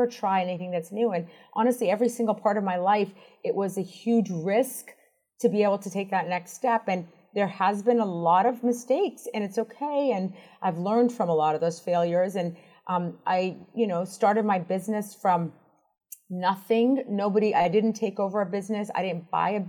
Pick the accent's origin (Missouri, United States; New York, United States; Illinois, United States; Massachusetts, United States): Massachusetts, United States; Boston; moved away as an adult; also born or lived in Washington, District of Columbia, United States; I grew up in Boston